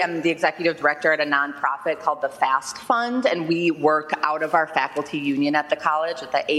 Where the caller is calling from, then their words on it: Milwaukee, Wisconsin, United States; I'm calling from Milwaukee, Wisconsin.